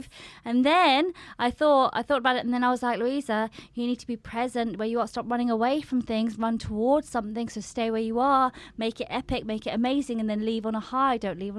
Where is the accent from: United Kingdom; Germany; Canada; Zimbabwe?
United Kingdom; Farnborough, South East England; moved away as an adult; I grew up in Farnborough